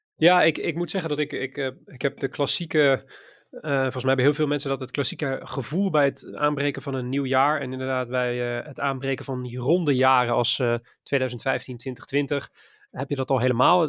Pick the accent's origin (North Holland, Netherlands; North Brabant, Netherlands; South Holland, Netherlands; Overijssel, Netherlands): South Holland, Netherlands; Maassluis; also born or lived in IJburg, Amsterdam; now in Amsterdam, Netherlands; uit mijn geboortestad. Of eh, uit de stad waar ik vandaan kom, Maasluis